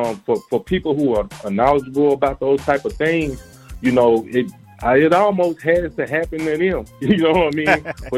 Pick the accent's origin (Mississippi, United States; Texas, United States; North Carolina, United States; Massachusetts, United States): Texas, United States; Mount Pleasant; I'm from Texas, man. A little country town called Mount Pleasant.